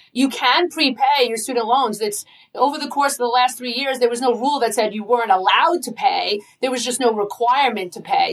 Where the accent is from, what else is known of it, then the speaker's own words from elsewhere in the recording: Long Island, New York, United States; accent: Long Island; I'm proud of my Long Island accent